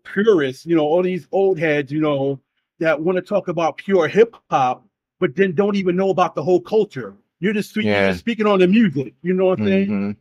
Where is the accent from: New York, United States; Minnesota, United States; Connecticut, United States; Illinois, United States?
New York, United States; New York City; Being in New York, and I love my hometown, I love my city